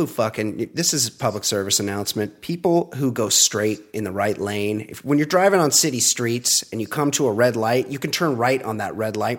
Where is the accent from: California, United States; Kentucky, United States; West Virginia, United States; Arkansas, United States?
California, United States; I'm a California guy